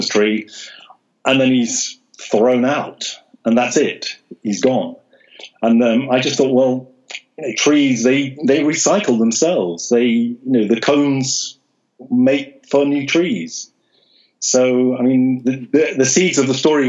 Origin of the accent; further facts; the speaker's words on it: London, United Kingdom; I live in London. I was born in London